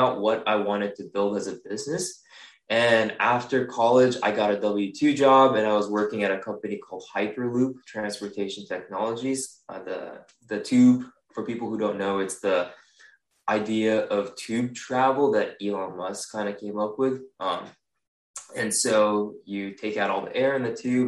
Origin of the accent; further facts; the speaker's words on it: Singapore; English is a second language; moved away as an adult; also born or lived in Japan; now in California, United States; And then I moved over to Singapore, where I lived about 13 years of my life then.